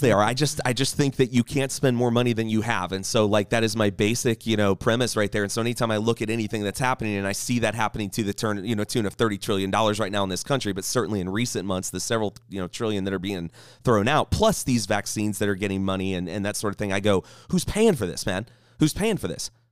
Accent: United States; I'm proud to be an American

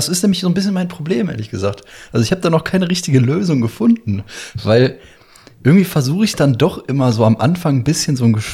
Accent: Syria; German is a second language; now in Germany; ich bin ja aus Syrien auch geflüchtet und so, ne? Vor ein paar Jahren und so.

